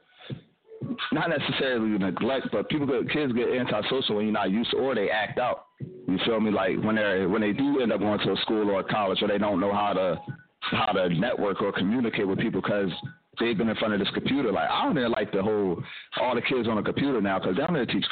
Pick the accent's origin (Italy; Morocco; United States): United States; Darby, Pennsylvania; also born or lived in West Philadelphia, Pennsylvania / Virginia; now in Philadelphia, United States; I was born in West Philly, but I lived in the county basically my whole life till college. So I definitely rep Darby.